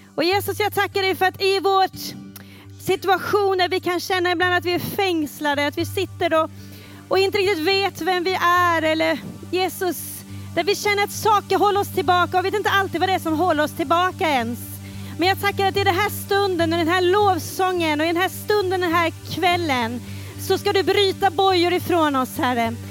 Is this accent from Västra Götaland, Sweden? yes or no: yes; Falköping, Västra Götaland, Sweden; jag växte upp i Pingstkyrkan i Falköping